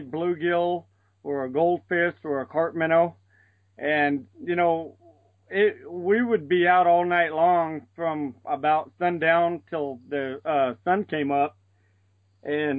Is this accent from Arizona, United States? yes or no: yes; La Paz County, Colorado River, Arizona, United States; I was born in the La Paz County. At the time, it was Yuma County. I grew up on the Colorado River hunting and fishing